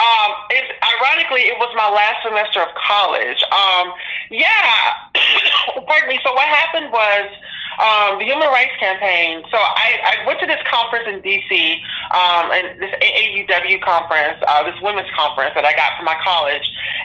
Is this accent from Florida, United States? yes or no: no; Greenwood, Mississippi, United States; I was born in Greenwood, Mississippi, which is a little bit more northern than what she was.